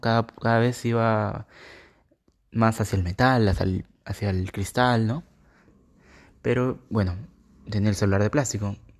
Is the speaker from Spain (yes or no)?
no; Peru; yo soy de Perú